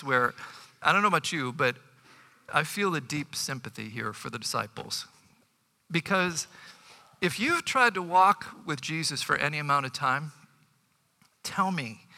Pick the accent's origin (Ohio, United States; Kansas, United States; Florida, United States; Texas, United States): Ohio, United States; Bay Village; growing up in Bay Village